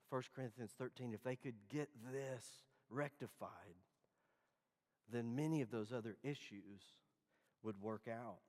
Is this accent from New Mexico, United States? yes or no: no; Dallas, Texas, United States; Growing up in Dallas